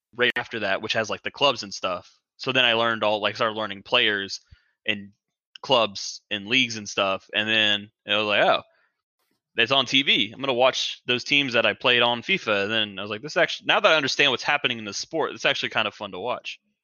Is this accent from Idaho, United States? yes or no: no; Charlotte, North Carolina, United States; I'm born and raised in Charlotte